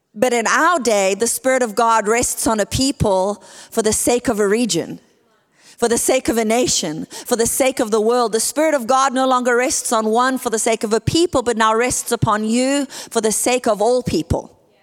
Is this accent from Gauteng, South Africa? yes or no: no; Port Elizabeth, Eastern Cape, South Africa; moved away as an adult; now in California, United States; I am from a place called Port Elizabeth, South Africa